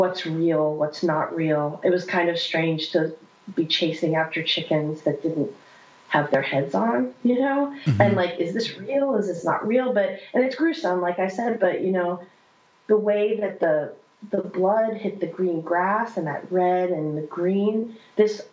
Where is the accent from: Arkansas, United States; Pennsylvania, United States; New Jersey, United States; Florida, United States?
Pennsylvania, United States; central; moved away; I'm from central Pennsylvania originally. So I lived in the middle of nowhere.